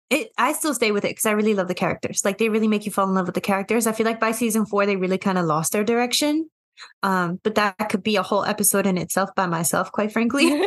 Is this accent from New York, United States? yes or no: yes; New York, United States; Growing up here